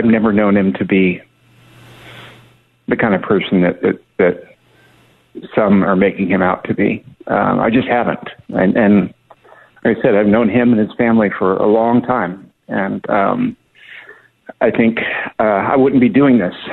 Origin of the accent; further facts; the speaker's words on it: Southern California, United States; We're both from Southern California